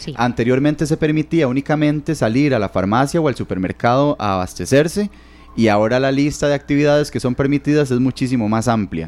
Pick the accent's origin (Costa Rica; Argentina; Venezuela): Costa Rica; Heredia; yo que soy de Heredia, en ese sector específicamente, en San Rafael